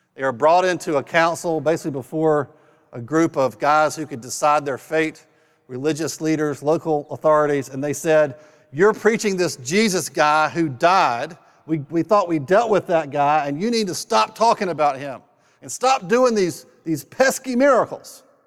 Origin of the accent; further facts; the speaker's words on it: North Carolina, United States; I was raised in North Carolina